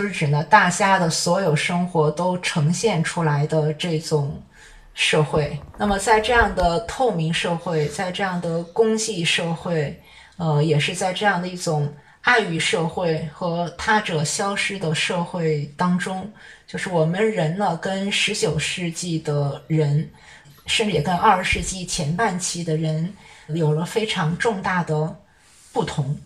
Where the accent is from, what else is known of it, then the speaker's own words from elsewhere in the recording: China; 我们中国人